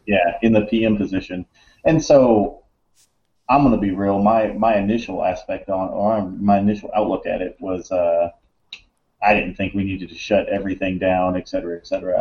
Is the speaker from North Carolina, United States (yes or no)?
no; Alabama, United States; moved away as an adult; also born or lived in Monterey, California; I grew up in Alabama